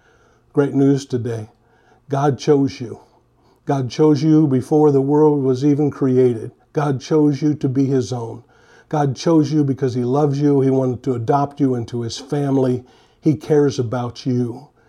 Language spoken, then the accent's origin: English; San Francisco, California, United States; I grew up in the San Francisco area. I was a huge San Francisco fan, and I was hoping they would pick me.